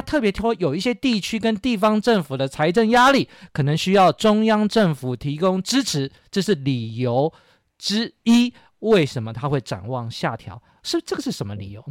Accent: Taiwan; 而且我们台湾人每次都在

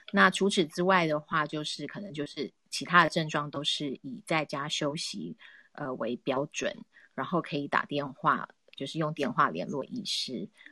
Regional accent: Taiwan; also born or lived in United Kingdom; now in London, United Kingdom; 真的以身为台湾人为荣

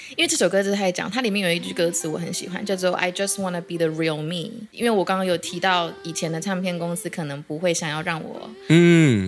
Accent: Kaohsiung, Taiwan; moved away; also born or lived in Taipei; 我是高雄人

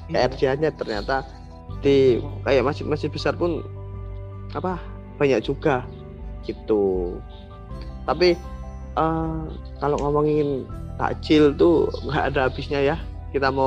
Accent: Yogyakarta, Special Region of Yogyakarta, Indonesia; menurut kita orang Jogja sebenarnya uh, eh, dari dua tahun yang lalu kita pun udah ke sana

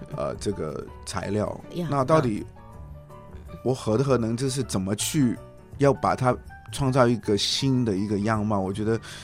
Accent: Hong Kong; also born or lived in United Kingdom; 就算我是一个香港人

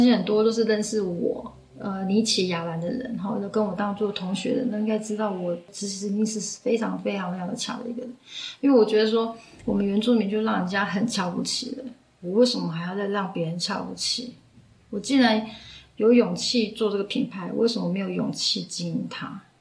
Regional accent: Hualien County, Taiwan; now in Taichung, Taiwan; 我是来自花莲富源阿美族的

